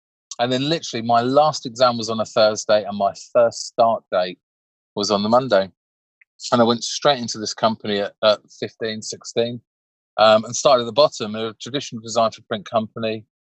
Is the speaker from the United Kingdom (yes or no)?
yes; Crawley, South East England, United Kingdom; I grew up in Crawley in West Sussex